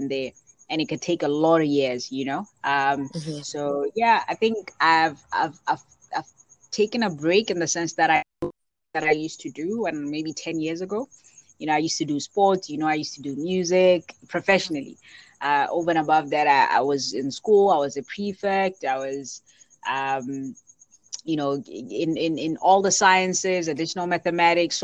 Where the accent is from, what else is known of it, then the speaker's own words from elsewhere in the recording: Botswana; I come from Botswana